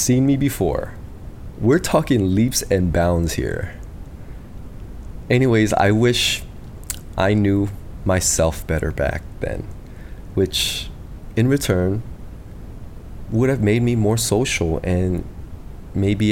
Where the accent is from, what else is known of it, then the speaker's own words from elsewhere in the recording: United States; I'm from the States, and I'm the youngest in my family